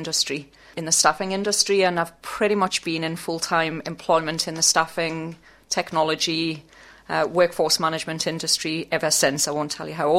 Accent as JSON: {"language": "English", "town": "Newcastle upon Tyne", "region": "North East England", "country": "United Kingdom", "tie": "born or raised there", "also_born_or_lived": "South Africa / Scotland", "moved": "as an adult", "lives_now": "Australia", "said": "I lived in Newcastle for all of my childhood"}